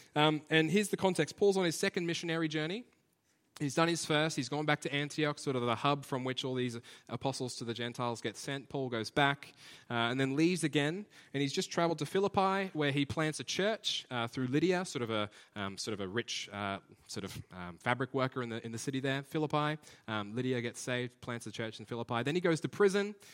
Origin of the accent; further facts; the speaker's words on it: Brisbane, Queensland, Australia; we're from Brisbane